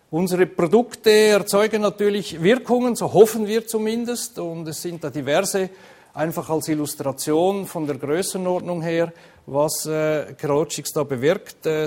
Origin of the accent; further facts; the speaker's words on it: Switzerland; aber vielleicht hören Sie es an meinem Unterton. Ich komme eigentlich aus der Schweiz